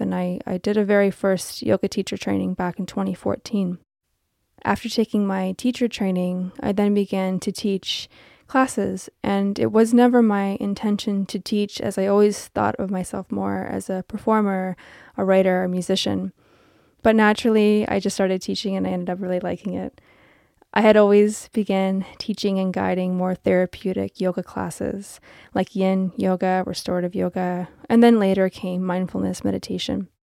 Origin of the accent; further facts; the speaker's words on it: Toronto, Ontario, Canada; I am from Toronto